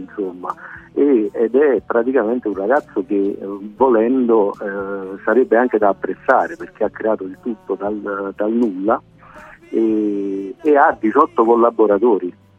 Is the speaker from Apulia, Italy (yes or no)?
no; Naples, Campania, Italy; da napoletano